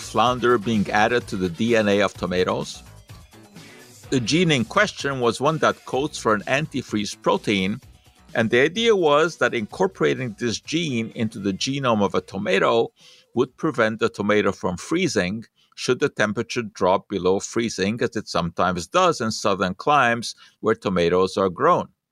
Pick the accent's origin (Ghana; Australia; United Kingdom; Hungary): Hungary; moved away; I did not grow up with peanut butter uh, when I was young. It was just not a part of culture in Hungary